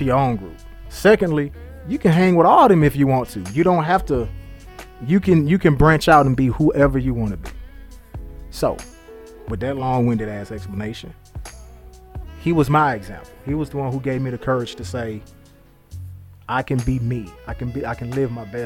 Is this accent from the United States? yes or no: yes; Detroit, Michigan, United States; When I was growing up in Detroit